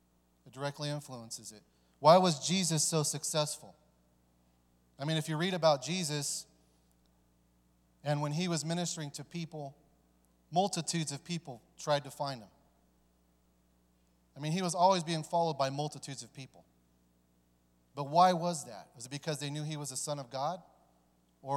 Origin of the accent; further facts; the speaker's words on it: California, United States; also born or lived in Dayton, Ohio; You know, I was born here in Dayton, but my father took us to California because it was easier for him to get the drugs from Mexico.